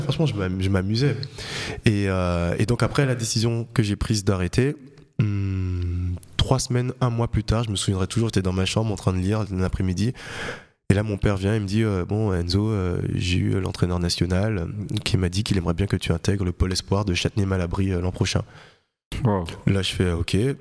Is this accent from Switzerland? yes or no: no; Guadeloupe; moved away; also born or lived in French Guiana; j'ai grandi en Guadeloupe. Je suis né en Guyane, je suis resté les deux premières années de ma vie, mais mes deux parents sont guadeloupéens